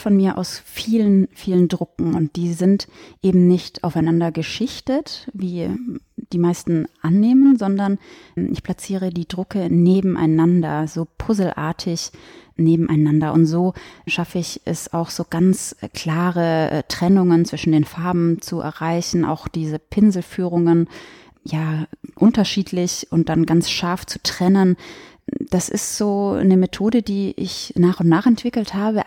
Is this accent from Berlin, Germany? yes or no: no; Westallgäu, Bavaria, Germany; ich habe auch bei bei der Westallgäuer Zeitung äh, gearbeitet in meiner Heimatstadt